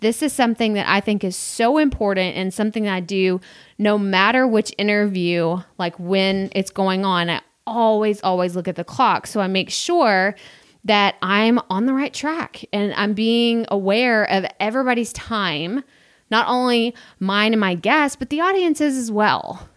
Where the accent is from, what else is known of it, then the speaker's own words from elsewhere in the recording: Texas, United States; me growing up in Texas, being in the South